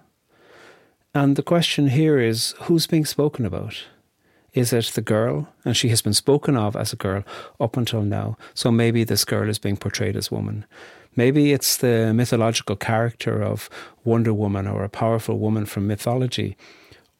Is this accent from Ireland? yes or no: yes; Ireland; as a boy growing up in Ireland